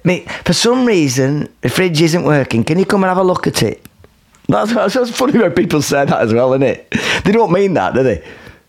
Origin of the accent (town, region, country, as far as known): Lancashire, North West England, United Kingdom; accent: strong Lancashire